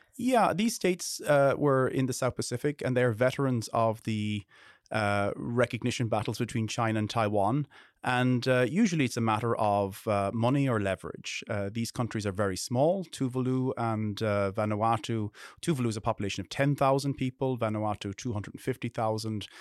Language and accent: English; Ireland; I'm an Irish person.